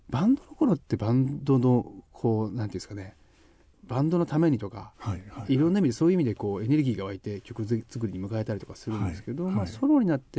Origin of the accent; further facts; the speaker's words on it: Yamanashi, Japan; moved away as an adult; 自分がこう生まれ育った山梨かなっていうのがあって。はいはいえー18高校卒業までなんですけど